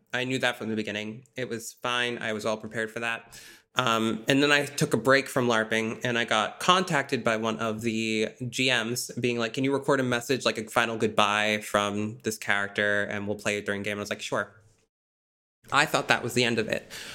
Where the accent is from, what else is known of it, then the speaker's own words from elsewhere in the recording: Massachusetts, United States; I'm from Massachusetts